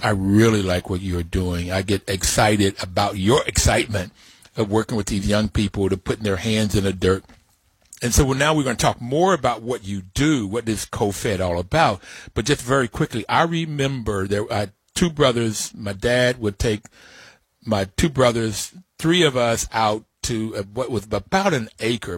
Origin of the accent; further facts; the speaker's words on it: West Virginia, United States; When I grew up in West Virginia